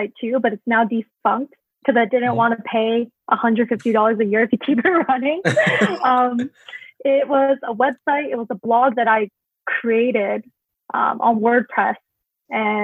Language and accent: English; Canada; also born or lived in Hong Kong; I grew up in Canada